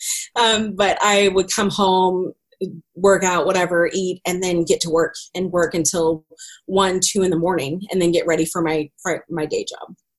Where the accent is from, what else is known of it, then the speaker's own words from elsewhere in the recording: Greenwood, Missouri, United States; also born or lived in Raytown, Missouri; I grew up out in Greenwood, Missouri, in the middle of the country